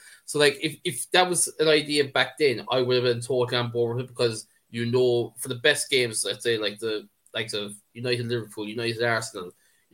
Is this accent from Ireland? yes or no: yes; Ireland; I'm speaking as an Irishman